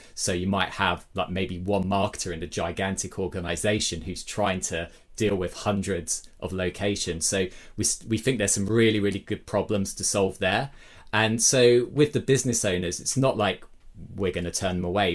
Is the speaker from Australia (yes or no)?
no; Brighton, South East England, United Kingdom; my hometown, Brighton, in the U K.